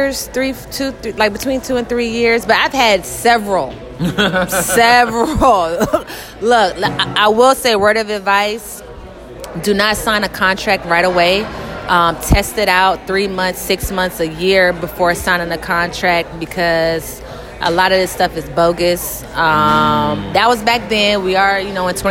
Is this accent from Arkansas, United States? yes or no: no; Atlanta, Georgia, United States; moved away as an adult; also born or lived in Virginia; now in Los Angeles, United States; I'm from Atlanta, born in Virginia